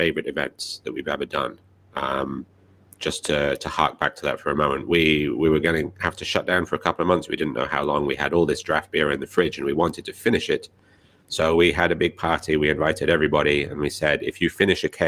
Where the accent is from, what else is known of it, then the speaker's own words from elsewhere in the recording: United Kingdom; now in Japan; my home country, the UK